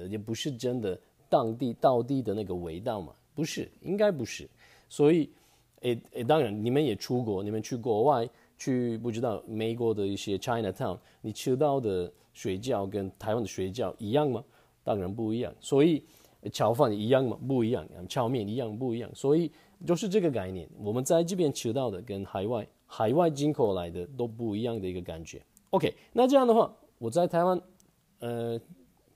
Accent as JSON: {"language": "Chinese", "country": "Turkey", "second_language": "Chinese", "lives_now": "Taiwan", "said": "其实我们不是只有烤肉，很多人都以为我们土耳其人都是都是吃烤肉就不对。"}